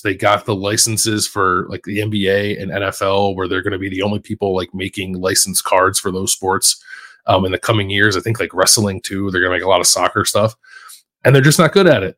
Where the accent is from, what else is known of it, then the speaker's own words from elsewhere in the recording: Philadelphia, Pennsylvania, United States; moved away as an adult; now in Columbus, United States; kid growing up in Philly